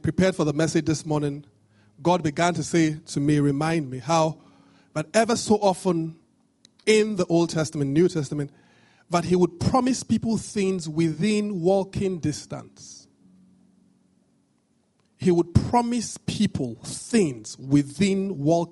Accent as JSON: {"language": "English", "town": "Benin City", "region": "Edo", "country": "Nigeria", "tie": "born or raised there", "said": "I grew up in Benin"}